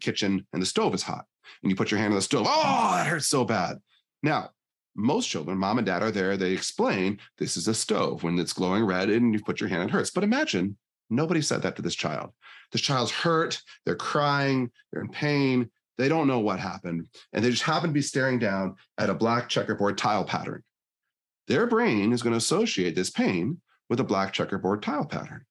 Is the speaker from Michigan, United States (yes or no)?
yes; Northern Michigan, United States; now in Northern Idaho, United States; I was born in Northern Michigan